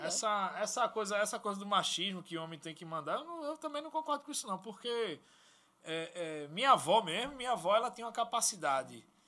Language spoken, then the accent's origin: Portuguese; Recife, Pernambuco, Brazil; Eu, eu nasci em comunidade, certo? Eu nasci uhum. aqui na comunidade lá do Zé do Pinho, onde eu sempre morei, morei Mangabeira, ali Arruda